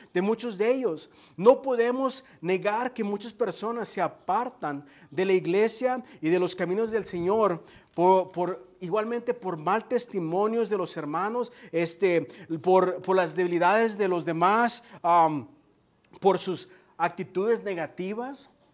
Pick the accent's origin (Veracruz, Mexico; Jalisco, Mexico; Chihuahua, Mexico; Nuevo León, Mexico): Jalisco, Mexico; Guadalajara; Yo soy, yo soy de Jalisco, ¿eh? De Guadalajara, Jalisco. Entonces yo sí soy tapatío.